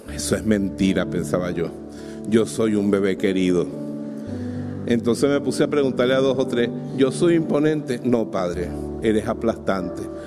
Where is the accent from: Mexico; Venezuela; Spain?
Venezuela; Bejuma, Carabobo; en mi pueblo, en Bejuma